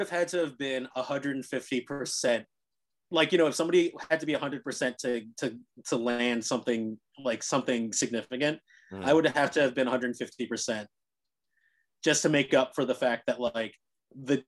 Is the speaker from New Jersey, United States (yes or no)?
yes; Cherry Hill, New Jersey, United States; now in New York City, United States; growing up in Cherry Hill